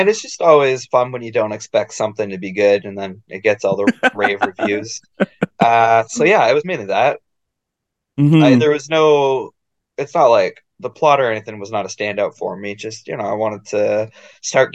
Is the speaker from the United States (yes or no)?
no; Canada; as a Canadian